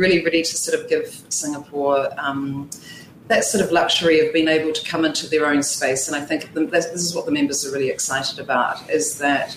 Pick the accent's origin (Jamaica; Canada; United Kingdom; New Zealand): New Zealand; moved away; I'm actually from New Zealand